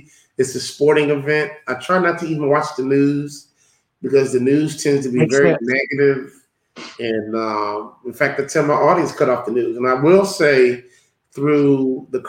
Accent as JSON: {"language": "English", "town": "Chicago", "region": "Illinois", "country": "United States", "said": "I'm from Chicago"}